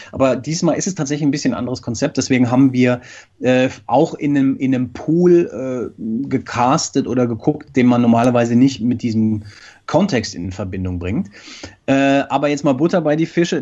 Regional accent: Frankfurt, Hesse, Germany; In Frankfurt, was mich sehr freut, meiner Heimat

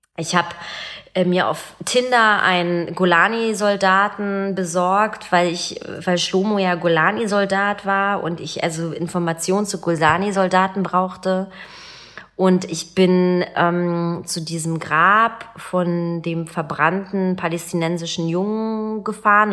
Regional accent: Berlin, Germany; Ich bin 1981 in Ostberlin geboren und äh, in Pankow aufgewachsen

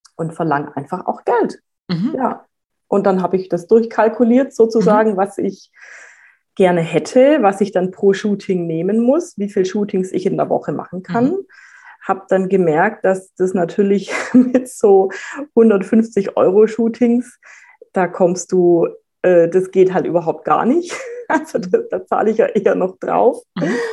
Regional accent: Reutlingen, Baden-Württemberg, Germany; moved away as an adult; now in Franconia, Germany; Ich bin eigentlich ähm, aus Schwaben

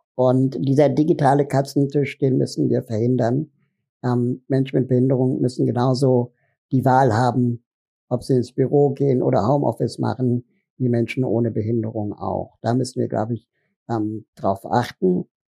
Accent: Berlin, Germany; Ich komme aus Berlin

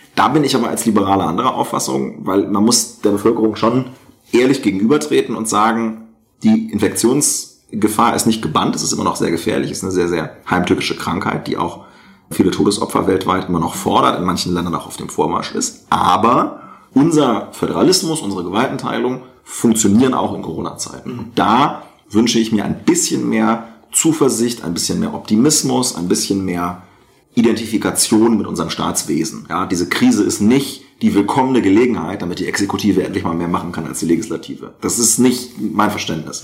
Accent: rural Lower Saxony, Germany; in Niedersachsen auf dem Land, ja, wo ich herkomme äh, ursprünglich, jetzt wohne ich in einer Stadt mit 100.000 Einwohnern

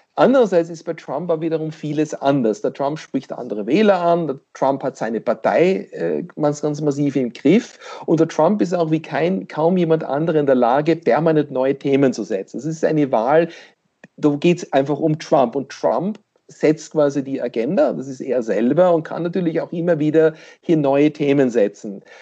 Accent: Pennsylvania, United States; dort wo ich herkomme, in Pennsylvania

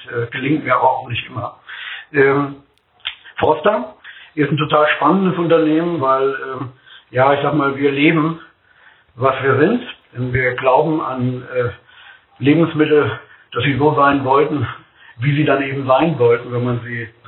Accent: Bremerhaven, Bremen, Germany; born there; wir sehen ganz viel Himmel in Bremerhaven, wir haben ganz viel Weitblick. Und äh, ich finde es klasse im Norden.

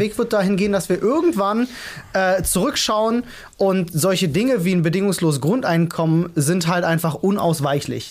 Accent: Berlin, Germany; ich bin auf eine relativ schwierige Schule in Neukölln gegangen

